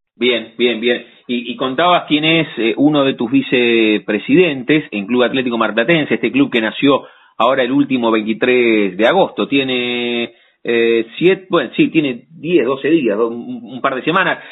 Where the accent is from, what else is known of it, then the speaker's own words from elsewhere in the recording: La Plata, Buenos Aires Province, Argentina; de no haber nacido en la ciudad de La Plata, que somos súper platenses nosotros